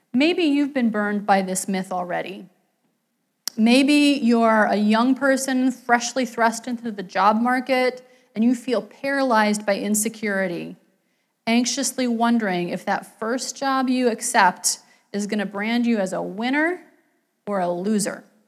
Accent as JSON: {"language": "English", "region": "West Virginia", "country": "United States", "tie": "born or raised there", "moved": "yes", "said": "I grew up in West Virginia, not in a coal mining town, but in a city that was economically"}